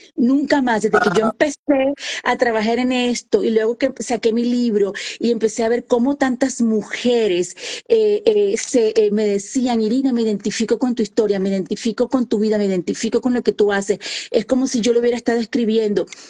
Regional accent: Santa Marta, Magdalena, Colombia; accent: costeña; first language Spanish; moved away as an adult; now in Indiana, United States; Dios me puso que naciera en Santa Marta, Colombia, la tierra de …, ahí cerquita Barranquilla, de donde es …. Entonces soy colombiana, soy de la costa atlántica y muy honrada de ser costeña

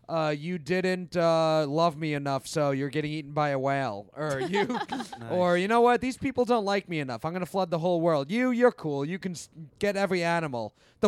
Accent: New York, United States; I grew up in New York

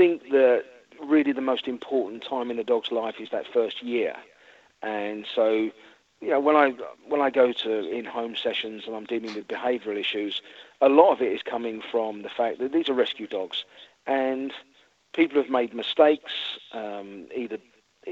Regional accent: London, United Kingdom; moved away as an adult; also born or lived in coast of England / Texas; now in Florida, United States; I'm from London originally. We moved down to the coast of England about 5 years before we moved out to the States

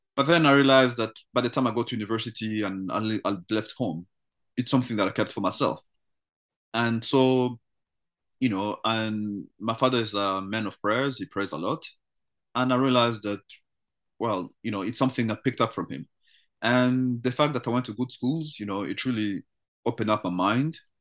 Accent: Canada; as a Canadian

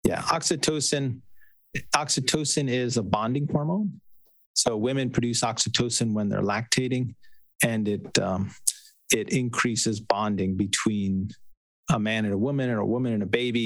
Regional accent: New York, United States; I grew up in New York

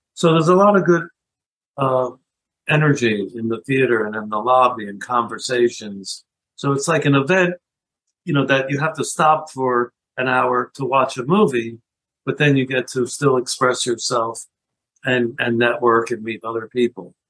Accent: Philadelphia, Pennsylvania, United States; growing up in Philadelphia, I ended up also being a news junkie

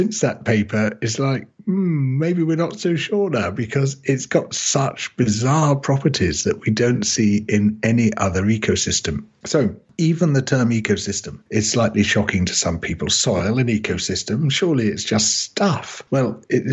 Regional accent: United Kingdom; I came from the United Kingdom

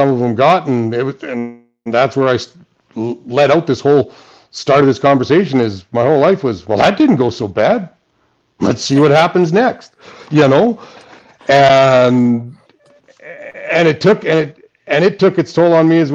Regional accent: Saskatchewan, Canada; I'm from Saskatchewan? I drive fucking combines.

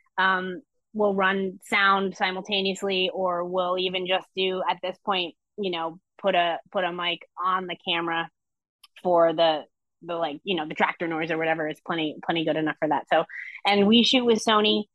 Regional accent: Vermont, United States; I grew up in Vermont

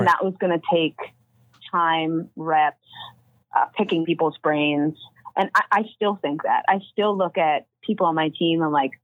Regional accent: Toronto, Ontario, Canada; I'm from the Greater Toronto area

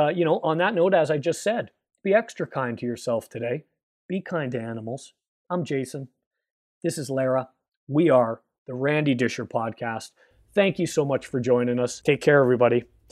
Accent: Canada; here in Canada, where I am now, my home country.

